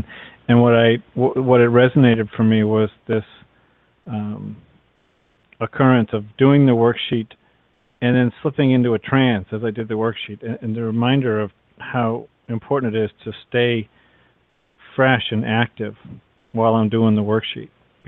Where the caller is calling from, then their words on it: Massachusetts, United States; from Massachusetts.